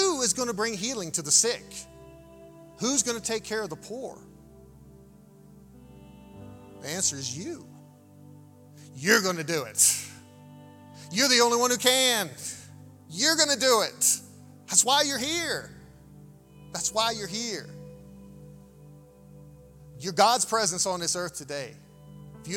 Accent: United States; Growing up in the United States of America

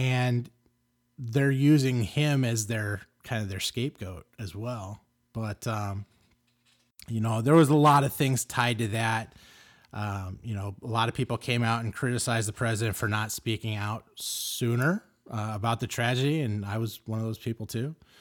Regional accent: Los Angeles, California, United States; I grew up in Los Angeles

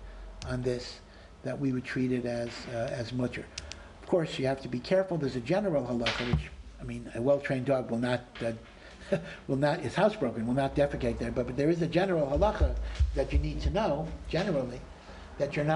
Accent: Maryland, United States; moved away; I come from Maryland near Washington

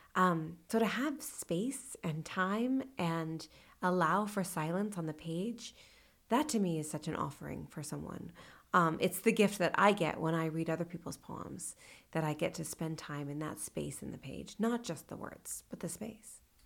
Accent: California, United States; moved away as an adult; also born or lived in Sonoma / New York City; now in Lexington, United States; I grew up in California and then spent my, uh, you know, young adult years in New York City

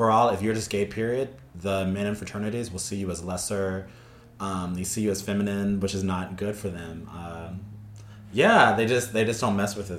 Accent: Arlington, Texas, United States; moved away as an adult; also born or lived in Denton, Texas; now in Los Angeles, United States; I'm from Arlington, Texas. I went to college at the University of North Texas in Denton

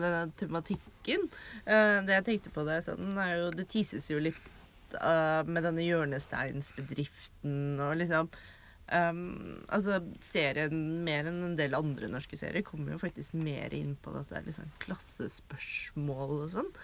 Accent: Drammen, Buskerud, Norway; Jeg er jo fra Drammen

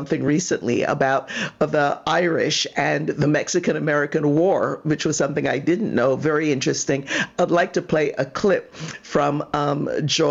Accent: Barbados; I'm from Barbados

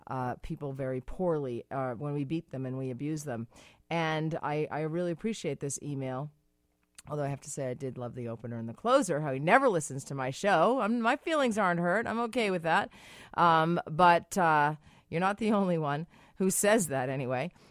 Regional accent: Massachusetts, United States; I'm from Massachusetts. You're from Massachusetts.

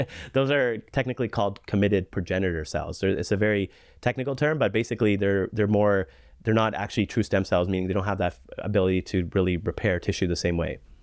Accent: Canada; being a Canadian physician

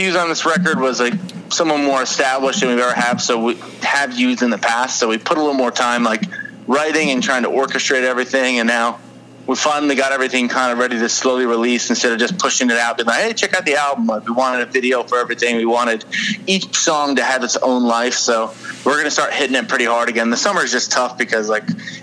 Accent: Bergen County, New Jersey, United States; I grew up in Bergen County

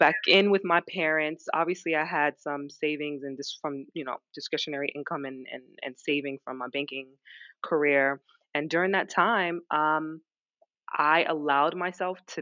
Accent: New York, United States; also born or lived in London; move back to New York. Moved back in with my parents

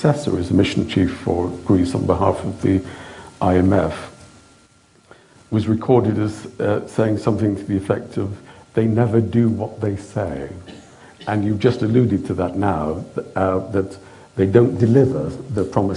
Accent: United Kingdom; as a Brit with our imperial history

